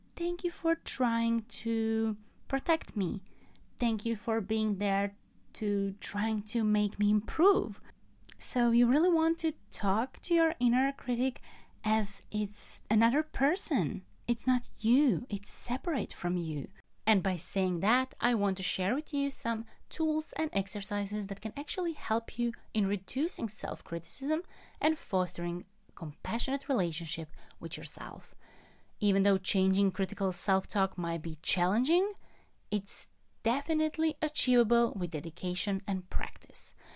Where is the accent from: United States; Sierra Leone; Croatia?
Croatia; moved away; I am in Croatia at the moment, traveling, visiting my hometown